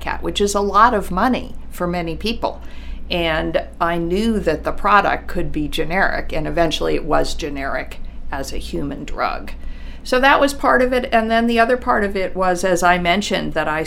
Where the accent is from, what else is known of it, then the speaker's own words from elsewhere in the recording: Washington, District of Columbia, United States; I'm from Washington, D.C., and I come from a family of writers, editors.